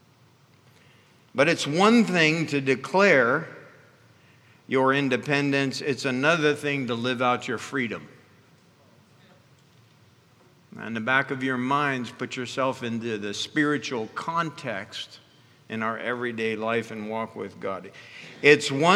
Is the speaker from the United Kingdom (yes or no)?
no; Ghana; moved away; I was raised in Africa and in the country of Ghana